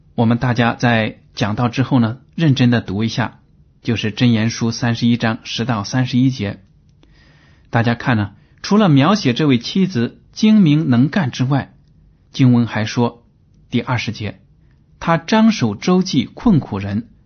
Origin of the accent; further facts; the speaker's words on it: China; 我们中国人